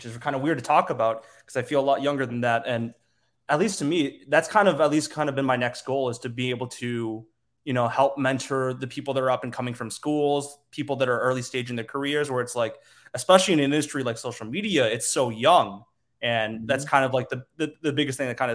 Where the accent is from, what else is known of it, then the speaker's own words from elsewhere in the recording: Naperville, Illinois, United States; also born or lived in Metro Detroit, Michigan; I grew up in Naperville, I was born, like I was raised in Metro Detroit first